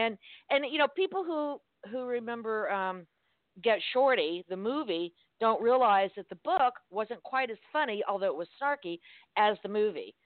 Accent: Miami, Florida, United States; I'm from Miami

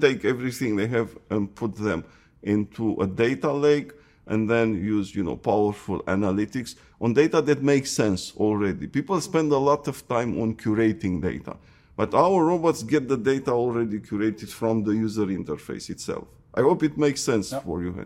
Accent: Romania; moved away as an adult; also born or lived in Seattle; I was born in Romania.

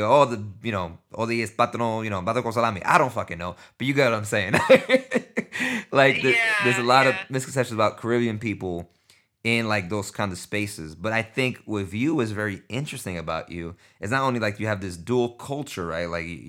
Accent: New York, United States; I didn't grow up like Puerto Ricans from Puerto Rico, right? I grew up with New Yorkers

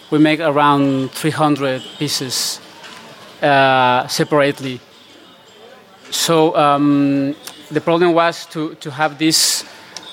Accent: Mexico; English is a second language; moved away; also born or lived in Spain; I am actually from Mexico

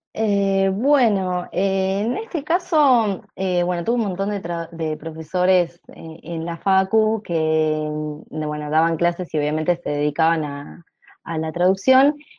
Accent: Buenos Aires, Argentina; soy de Buenos Aires, de Argentina

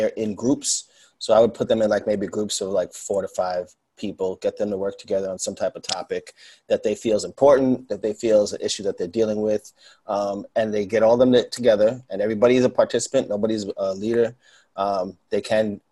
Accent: New York City, New York, United States; Born and raised in New York. Still living here, Queens

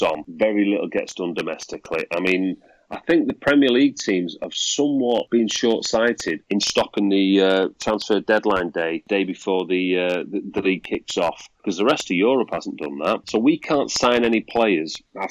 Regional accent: Manchester, North West England, United Kingdom; I'm from Manchester, you know, grew up in the south Manchester, Fallowfield. But I live North Manchester now

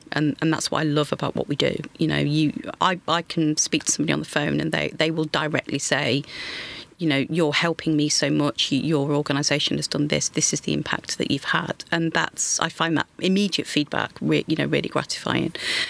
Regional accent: Grimsby, Yorkshire and the Humber, United Kingdom; So I grew up in Grimsby in Lincolnshire.

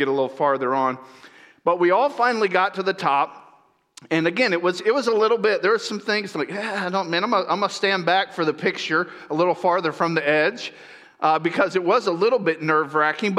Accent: Central Florida, United States; moved away as an adult; now in Northern California, United States; I grew up in Central Florida

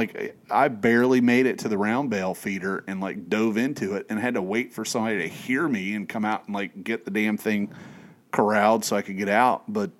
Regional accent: East Tennessee, United States; I grew up in East Tennessee

